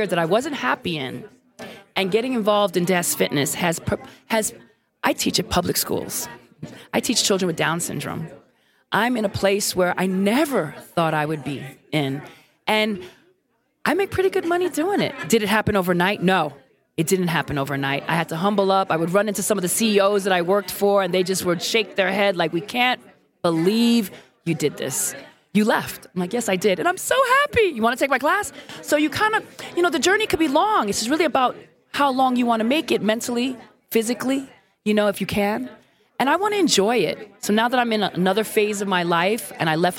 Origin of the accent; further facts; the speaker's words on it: New York City, New York, United States; moved away as an adult; also born or lived in Puerto Rico (heritage); now in San Francisco, United States; I'm Brooklyn all day because I'm from Brooklyn, New York